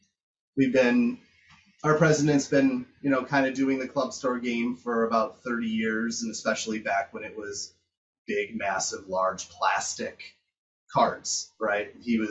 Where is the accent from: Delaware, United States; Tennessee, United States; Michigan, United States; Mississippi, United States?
Michigan, United States; Detroit; Yeah, so I born and raised in Detroit.